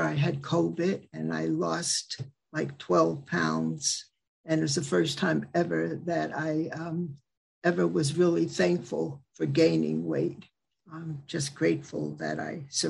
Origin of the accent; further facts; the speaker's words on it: Westchester County, New York, United States; also born or lived in Mid-Hudson Valley, New York / Atlanta, Georgia; I'm from the Mid-Hudson Valley region. Grew up in Westchester County